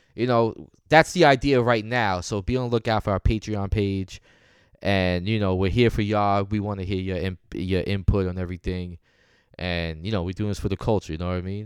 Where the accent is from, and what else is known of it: New York, United States